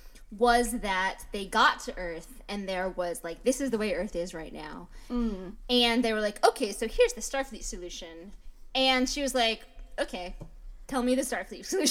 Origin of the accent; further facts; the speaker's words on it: United States; as an American